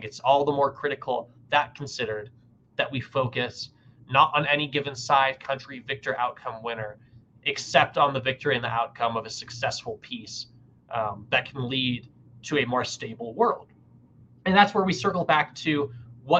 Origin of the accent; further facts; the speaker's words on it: United States; as an American